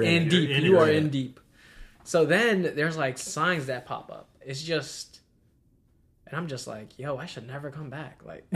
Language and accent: English; Virginia, United States; I'm from Virginia.